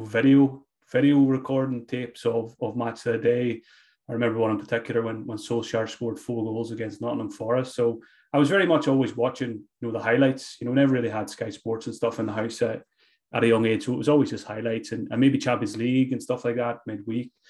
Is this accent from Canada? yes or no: no; Glenties, Ulster, Ireland; I grew up in Donegal, uh, small small village called Glenties